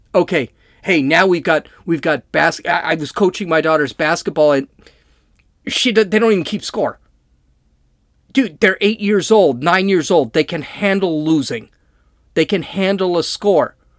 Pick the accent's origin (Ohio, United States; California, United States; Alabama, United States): California, United States; I'm from California